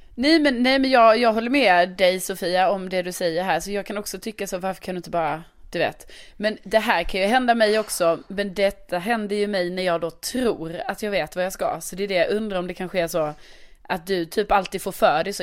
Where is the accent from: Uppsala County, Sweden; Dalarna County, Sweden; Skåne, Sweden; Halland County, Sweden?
Skåne, Sweden; Lund; moved away; min hemstad Lund